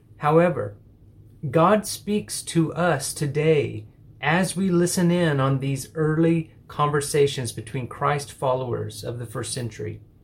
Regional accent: an hour and a half from Midland, Texas, United States; moved away as an adult; also born or lived in Singapore; a group of people from my church who drove the hour and a half from my hometown

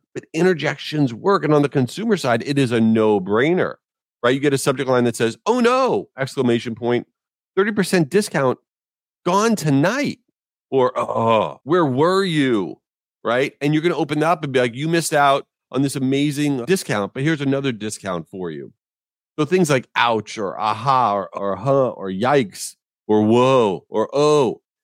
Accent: Jericho, New York, United States; now in Boca Raton, United States; I grew up in Jericho, New York, in Long Island

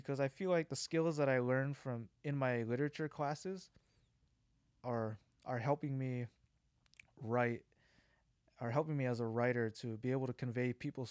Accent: Honolulu, Hawaii, United States; So I grew up in Hawaii. I grew up in this town called Kalihi.

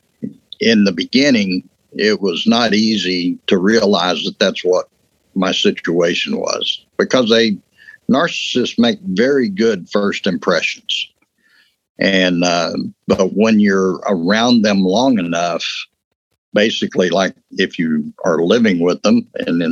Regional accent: West Texas, United States; I grew up in West Texas. You know, I'm Texas through and through.

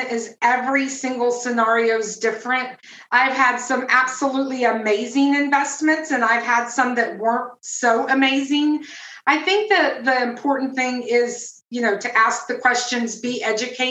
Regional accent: Tampa, Florida, United States; I'm originally from Tampa, Florida

